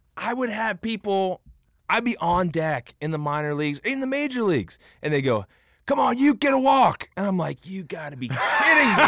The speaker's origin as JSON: {"language": "English", "town": "Cincinnati", "region": "Ohio", "country": "United States", "tie": "born or raised there", "said": "I grew up in Cincinnati, huge Reds fan"}